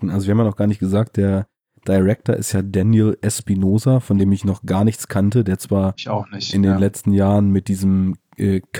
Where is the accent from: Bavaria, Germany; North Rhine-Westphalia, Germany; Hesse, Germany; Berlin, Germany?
Bavaria, Germany; Bei uns in Bayern.